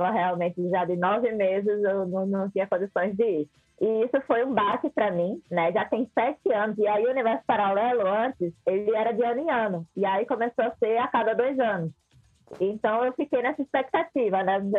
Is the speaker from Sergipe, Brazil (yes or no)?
yes; Aracaju, Sergipe, Brazil; eu sou de Aracaju, né, não sei se eu cheguei a comentar isso, sou de Aracaju, e aí eu fui tocar lá em Recife.